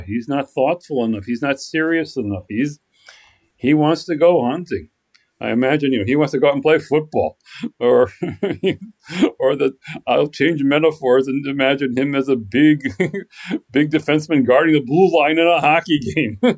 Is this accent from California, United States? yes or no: no; Minnesota, United States; growing up in Minnesota